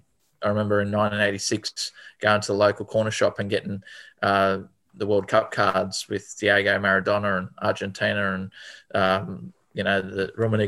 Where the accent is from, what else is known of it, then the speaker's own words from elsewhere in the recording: Macquarie Fields, New South Wales, Australia; I was born and bred in Macquarie Fields. We had the, you know, 900 square metre block, two younger brothers.